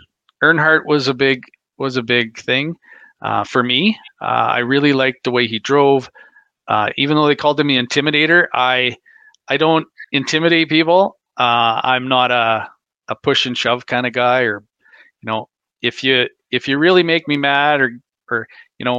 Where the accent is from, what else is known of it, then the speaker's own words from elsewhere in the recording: Canada; I'm from Canada